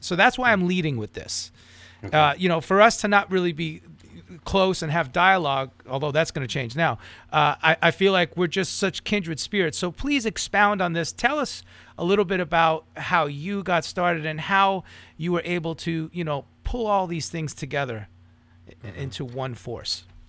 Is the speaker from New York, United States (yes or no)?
yes; New York, United States; moved away; I'm from New York originally.